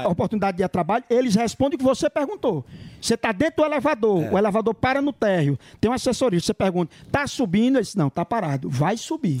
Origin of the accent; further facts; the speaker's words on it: Cachoeira do Sapo, Rio Grande do Norte, Brazil; now in São Paulo, Brazil; Cachoeira do Sapo, fica no Rio Grande do Norte, a minha cidade